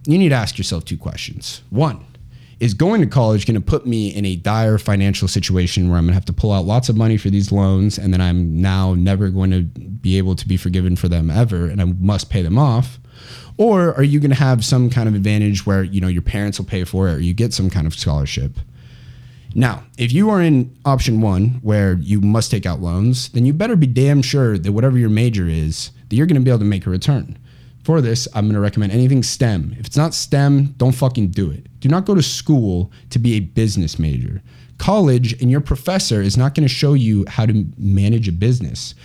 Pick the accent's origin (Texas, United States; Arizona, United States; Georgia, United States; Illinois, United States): Arizona, United States; Chandler; I grew up in Chandler, Arizona, which is where I am right now